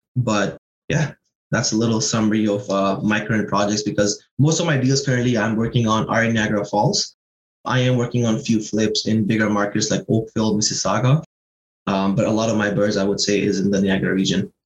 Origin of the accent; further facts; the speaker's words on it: Pakistan; now in Toronto, Canada; I'm originally from Pakistan. Um, came here in 2009.